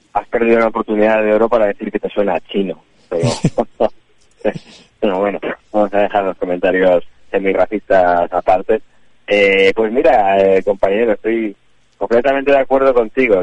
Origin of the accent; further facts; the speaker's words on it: Santander, Cantabria, Spain; yo soy de Santander